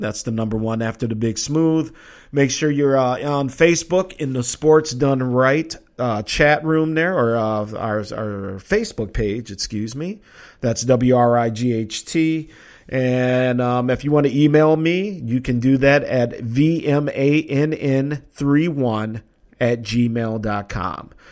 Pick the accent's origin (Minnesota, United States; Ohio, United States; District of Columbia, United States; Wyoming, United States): Minnesota, United States; I'm from Minnesota.